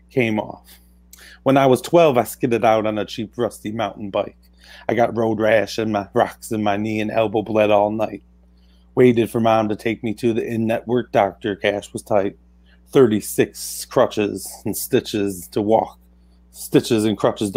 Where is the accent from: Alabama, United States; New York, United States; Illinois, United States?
Illinois, United States; Cartersville; that's where I grew up in Cartersville, Illinois